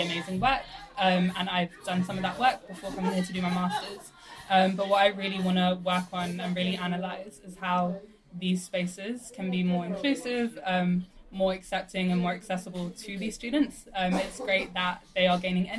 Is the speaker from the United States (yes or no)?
no; London, United Kingdom; I grew up in South London in a working class single parent family